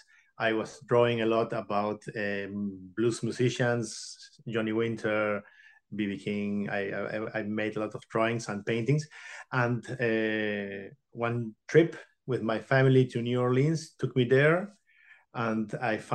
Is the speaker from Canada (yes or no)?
no; Buenos Aires, Argentina; I was born in Argentina in 1978. And I started with my painting lessons, my painting, my inspiration, my creativity in plastic, in painting and drawing when I was six at a local workshop near my home in Argentina, in Buenos Aires capital.